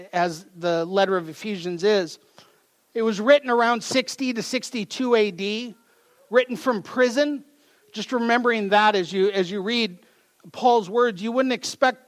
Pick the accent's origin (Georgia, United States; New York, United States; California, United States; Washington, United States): Washington, United States; Mount Vernon; I come from Mount Vernon, Washington, so not too far from here